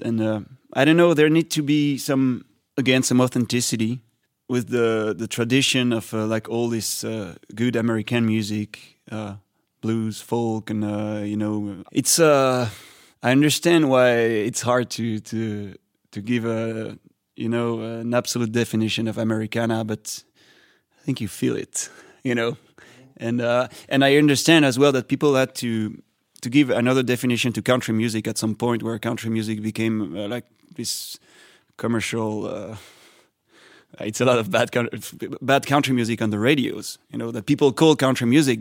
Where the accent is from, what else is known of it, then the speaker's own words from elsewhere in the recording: France; first language French; English is a second language; I come from France